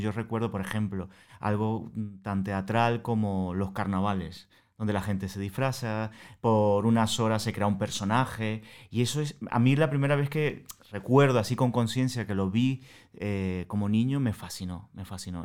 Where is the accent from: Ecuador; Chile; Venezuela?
Venezuela; accent: Venezuelan; moved away as an adult; now in Madrid, Spain; yo soy venezolano, como ya eh, os habéis dado cuenta por el acento